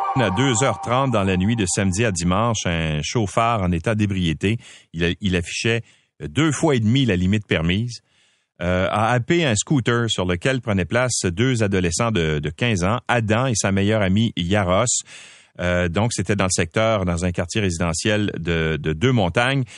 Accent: Quebec, Canada; chez nous au Québec

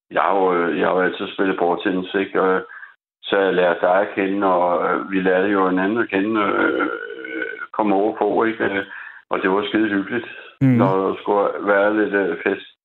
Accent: Copenhagen, Capital Region of Denmark, Denmark; Jeg siger det som dansker for helvede og københavner.

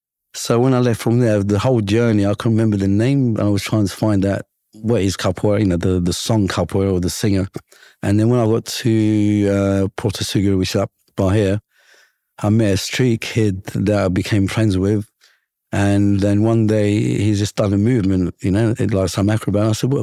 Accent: London, United Kingdom; growing up in London, my rockstar image for us was, a European or an American with long hair

